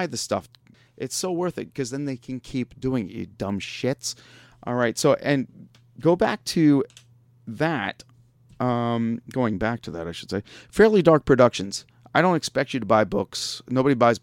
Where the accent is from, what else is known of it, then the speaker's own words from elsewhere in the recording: Long Island, New York, United States; now in Pittsburgh, United States; I grew up in New York